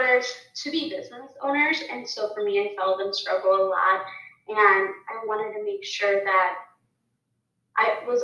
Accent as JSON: {"language": "English", "town": "Chicago", "region": "Illinois", "country": "United States", "tie": "born or raised there", "said": "how I grew up in Chicago"}